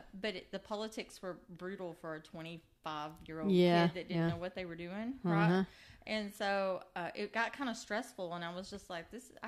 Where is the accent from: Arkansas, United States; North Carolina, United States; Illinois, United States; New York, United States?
Arkansas, United States; Nashville; moved away as an adult; now in Mineral Wells, United States; I was there 5 years as the city parks director in my hometown of Nashville, Arkansas.